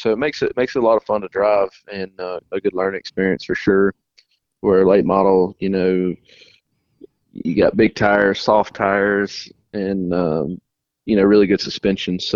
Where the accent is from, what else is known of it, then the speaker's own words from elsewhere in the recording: Trinity, North Carolina, United States; I'm originally from Trinity, North Carolina